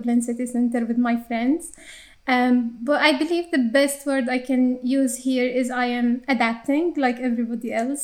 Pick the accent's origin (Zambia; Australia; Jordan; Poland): Jordan; accent: Arabic English; English is a second language; moved away as an adult; now in Ireland; I was born and raised in Jordan to a conservative Muslim family